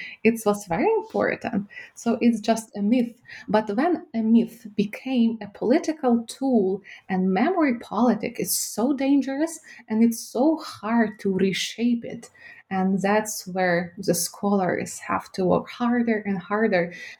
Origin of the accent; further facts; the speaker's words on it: Ukraine; born there; first language Ukrainian; English is a second language; also born or lived in Kyiv; When I was a kid, I came to Kyiv in my fifth grade, and I was speaking Ukrainian because I was born in Ukraine.